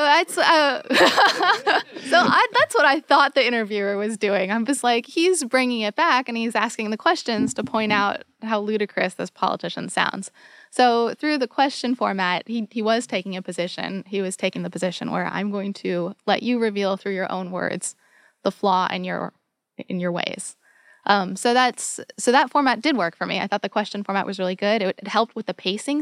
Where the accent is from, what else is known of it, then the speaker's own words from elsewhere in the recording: United States; as an American